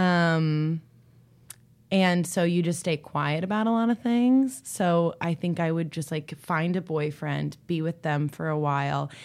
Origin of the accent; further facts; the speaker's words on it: East Coast, United States; I'm from the East Coast